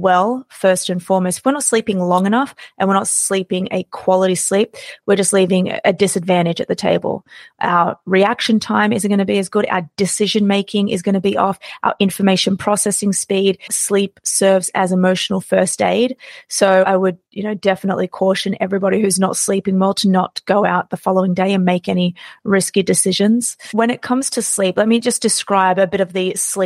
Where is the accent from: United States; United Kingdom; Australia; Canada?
Australia; I was born and raised in Australia.